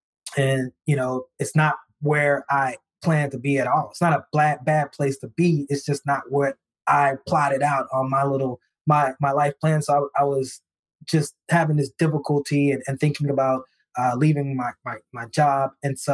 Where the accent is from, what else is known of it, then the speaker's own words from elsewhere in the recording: the South, United States; I grew up in the South, so of course I'm big on church